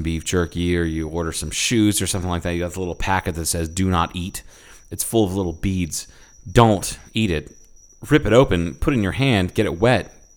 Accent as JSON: {"language": "English", "region": "Ohio", "country": "United States", "said": "I'm from Ohio"}